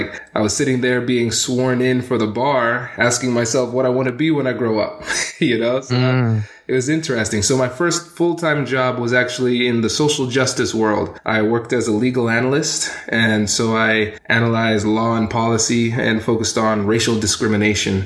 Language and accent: English; Tiffin, Ohio, United States; also born or lived in Livingston, New Jersey / Columbus, Ohio; I grew up in a small town called Tiffin, Ohio. So I was born in New Jersey, in Livingston, and then we ended up somehow in Tiffin, Ohio